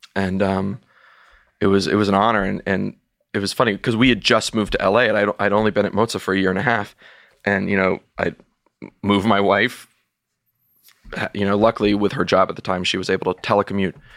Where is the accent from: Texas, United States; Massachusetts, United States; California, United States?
Texas, United States; moved away; being a Texan and having been a, and being an alumnus of the University of Texas